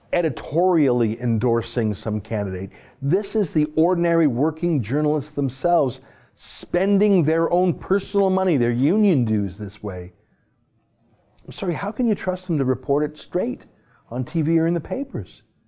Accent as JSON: {"language": "English", "country": "Canada", "said": "as a Canadian who just went through that experience"}